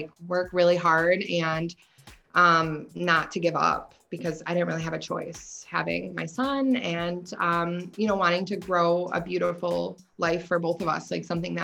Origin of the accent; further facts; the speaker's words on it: Buffalo, New York, United States; also born or lived in Florida; growing up in Buffalo